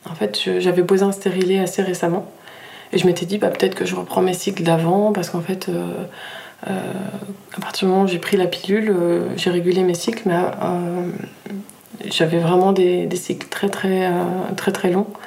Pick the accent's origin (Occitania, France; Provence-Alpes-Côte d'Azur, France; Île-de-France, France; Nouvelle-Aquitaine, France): Occitania, France; Nîmes; also born or lived in Brittany; now in Annecy-le-Vieux, France; Je suis née en Bretagne, j'ai pas mal bougé, du coup, euh, euh, dans le sud de la France, à Tahiti, euh, à Paris. Et on atterrit à Nîmes. j'ai grandi à Nîmes, en fait.